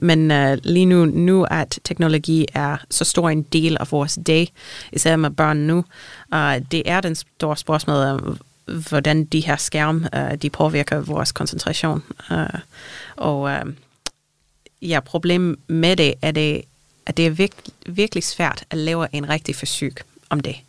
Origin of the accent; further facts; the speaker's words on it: Canada; Danish is a second language; moved away as an adult; now in Denmark; jeg er ikke dansker, jeg kommer fra Canada, så mine forældre er i Canada.